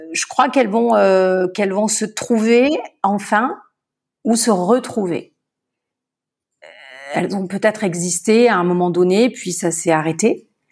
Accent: Marseille, Provence-Alpes-Côte d'Azur, France; je suis marseillaise. J'ai grandi euh, dans le sud de la France

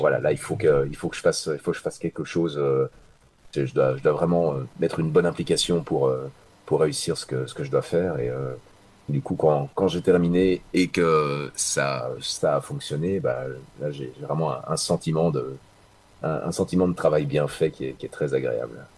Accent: Belgium; chez nous en Belgique

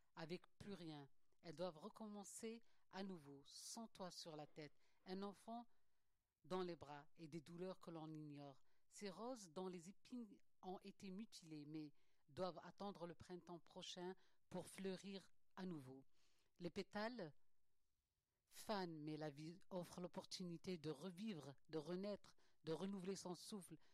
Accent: Algeria; moved away; je suis algérienne

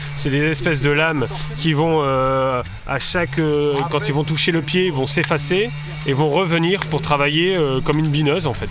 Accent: the North, north of France, France; moved away as an adult; now in Beaujolais, France; je suis originaire du, je suis originaire du Nord mais j'ai beaucoup travaillé dans le Sud-Ouest

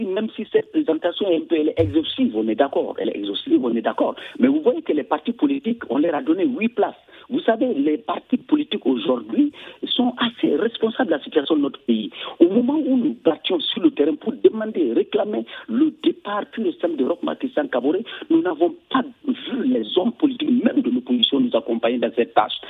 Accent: Burkina Faso; en tant que Burkinabé

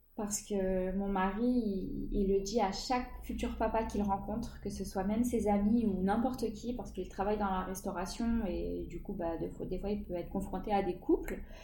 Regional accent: Chartres, Centre-Val de Loire, France; Je suis de Chartres, dans le 28

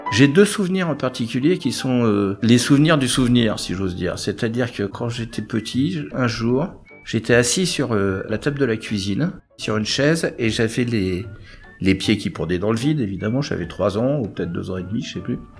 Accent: Clichy, Île-de-France, France; accent: Parigot; Ils sont installés à Clichy, moi je suis né à Clichy

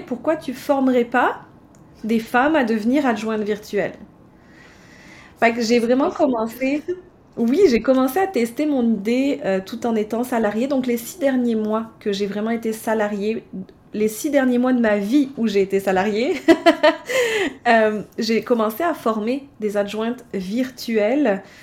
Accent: France; moved away as an adult; also born or lived in Baie-Comeau, Quebec, Canada; now in Canada; j'ai quitté la France pour venir m'installer au Canada en 2010.

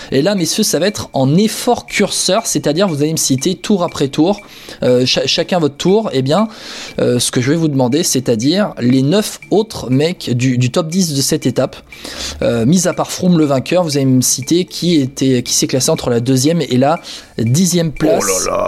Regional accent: France; je suis français, moi, monsieur, je suis râleur.

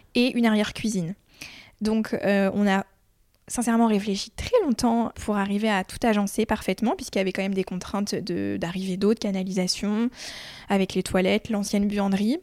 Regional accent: Chartres, Centre-Val de Loire, France; now in Poitiers, France; j'ai grandi à Chartres

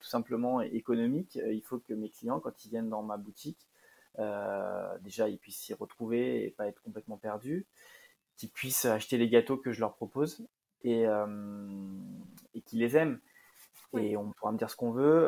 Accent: Lyon, Auvergne-Rhône-Alpes, France; moi je suis de Lyon

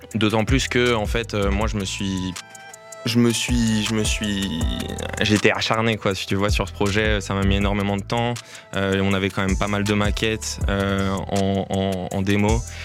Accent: Lyon, Auvergne-Rhône-Alpes, France; moved away as an adult; now in Brussels, Belgium; je suis arrivé à Bruxelles il y a un an et demi, donc moi je viens de la France, depuis Lyon

